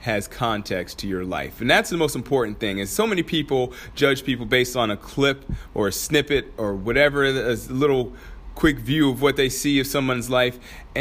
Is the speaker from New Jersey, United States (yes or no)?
no; Anchorage, Alaska, United States; moved away; my hometown, Anchorage, Alaska